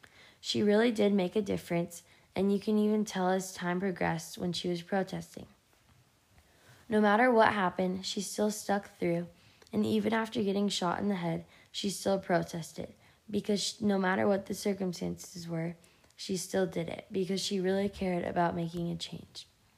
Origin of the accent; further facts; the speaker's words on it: San Diego, California, United States; born there; I was born in San Diego, California, so I've had a pretty good life.